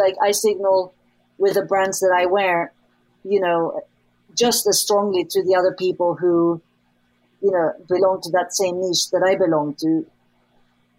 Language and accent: English; Sweden; I grew up, you know, I grew up in Sweden